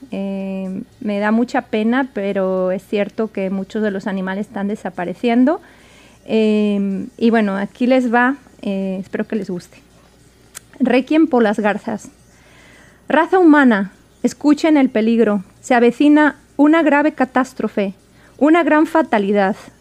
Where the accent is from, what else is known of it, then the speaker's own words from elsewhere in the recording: Spain; moved away as an adult; now in Washington, United States; yo nací en España, me crié en España